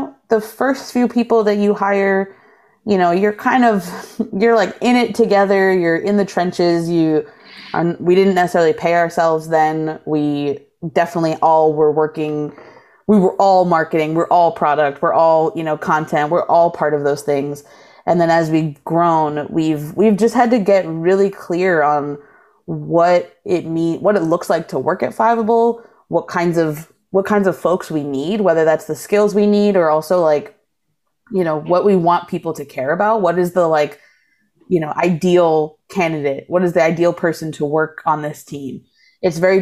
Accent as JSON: {"language": "English", "region": "East Coast", "country": "United States", "tie": "born or raised there", "moved": "as an adult", "lives_now": "Milwaukee, United States", "said": "I grew up on the East Coast"}